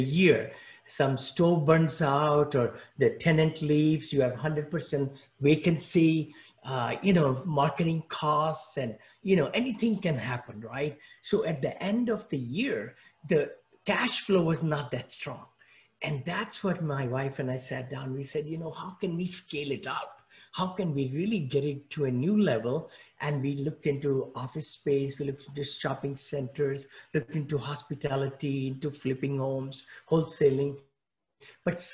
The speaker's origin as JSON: {"language": "English", "town": "New Delhi", "region": "Delhi", "country": "India", "tie": "born or raised there", "also_born_or_lived": "Mumbai, India", "second_language": "English", "moved": "as an adult", "lives_now": "United States", "said": "I grew up in New Delhi, India"}